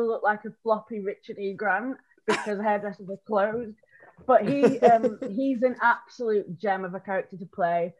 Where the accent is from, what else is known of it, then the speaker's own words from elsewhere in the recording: Rotherham, Yorkshire and the Humber, United Kingdom; moved away as an adult; now in London, United Kingdom; So I'm from South Yorkshire. I tell everybody it's Sheffield because I don't want to admit that it's Rotherham.